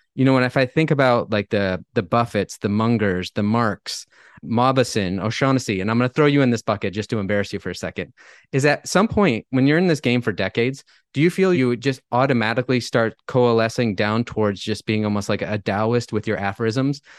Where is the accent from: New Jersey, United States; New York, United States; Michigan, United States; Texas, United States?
Michigan, United States; now in Napa, United States; I, I grew up in Michigan, have lived all over the U S, all over the world, but I've been living here in paradise for about thirteen years